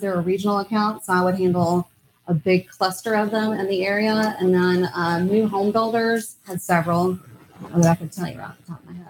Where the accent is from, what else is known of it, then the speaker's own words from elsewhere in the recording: Virginia Beach, Virginia, United States; moved away; From Virginia Beach, Virginia. Right on the oh, East Coast